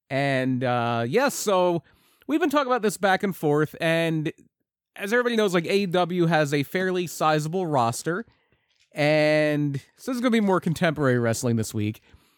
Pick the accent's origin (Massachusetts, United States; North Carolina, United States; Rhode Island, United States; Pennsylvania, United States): Pennsylvania, United States; right outside of Philly; I'm from right outside of Philly